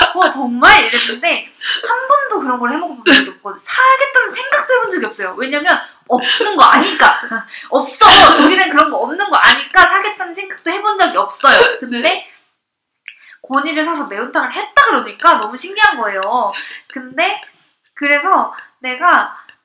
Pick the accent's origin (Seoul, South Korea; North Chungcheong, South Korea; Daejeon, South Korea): Seoul, South Korea; 저 서울이 고향이거든요.